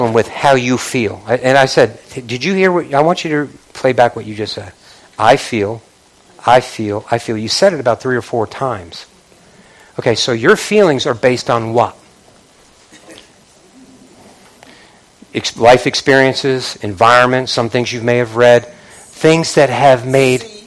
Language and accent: English; Northeast, United States; I'm from the Northeast